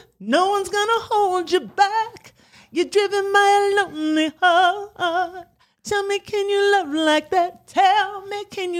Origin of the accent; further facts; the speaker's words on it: Pacific Northwest, United States; I grew up in the Northwest, you know, I've done all the Heart covers